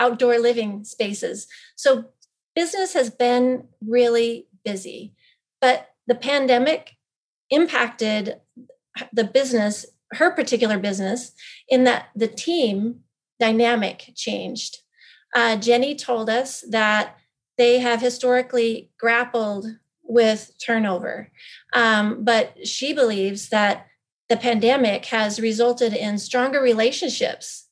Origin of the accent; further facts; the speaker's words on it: Power County, Idaho, United States; moved away; small, locally owned, independent pharmacy in my hometown.